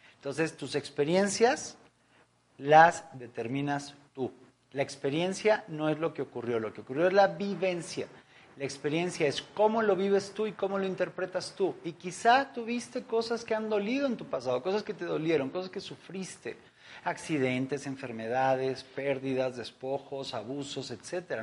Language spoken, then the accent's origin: Spanish; Mexico; en nuestro país, en México, en mi país